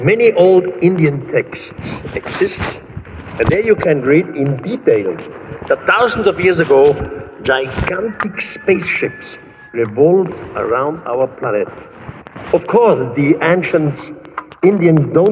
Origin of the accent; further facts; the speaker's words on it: Switzerland; first language German; English is a second language; my accent, I'm Swiss. And my first language, my mother language is German.